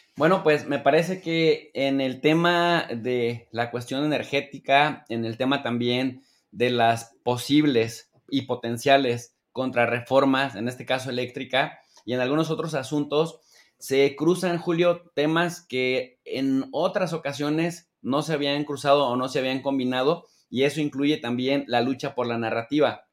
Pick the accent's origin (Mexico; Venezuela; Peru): Mexico; estamos en México y somos mexicanos